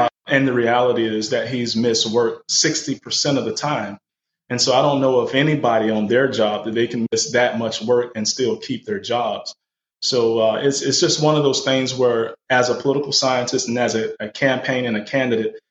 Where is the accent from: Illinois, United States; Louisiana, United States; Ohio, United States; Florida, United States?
Florida, United States; Hardee County; also born or lived in Washington, D.C.; I grew up in Hardee County, Florida, which is in the centermost part of Florida